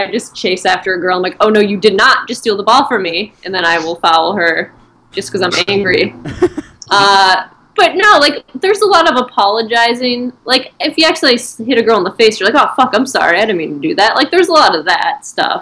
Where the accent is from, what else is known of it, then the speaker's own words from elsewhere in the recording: Michigan, United States; now in Los Angeles, United States; I'm from Michigan